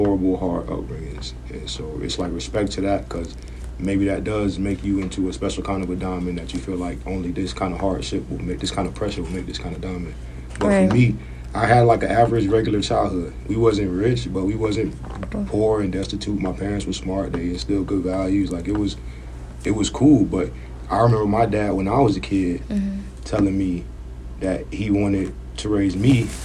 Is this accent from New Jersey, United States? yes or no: no; Florida, United States; I'm from Florida